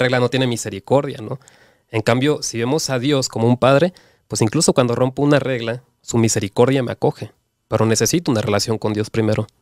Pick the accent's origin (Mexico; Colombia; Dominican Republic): Mexico; Cancún, Quintana Roo; soy de Cancún